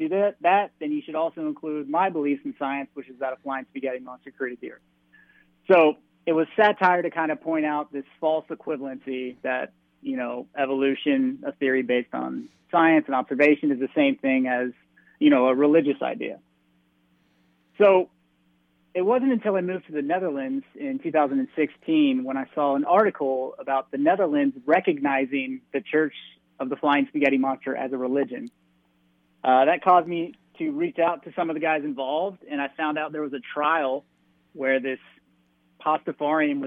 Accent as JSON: {"language": "English", "country": "United States", "moved": "yes", "lives_now": "Europe", "said": "I am American"}